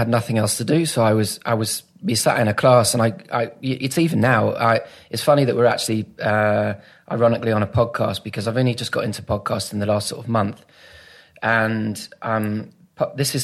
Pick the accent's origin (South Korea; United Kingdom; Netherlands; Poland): United Kingdom; Manchester area, North West England; also born or lived in St Albans, Hertfordshire; I was born in St Albans, so Hertfordshire. Mm. Dad's a lifelong Watford supporter, so we're from down that area. And then folks moved up here when I was 8 or 9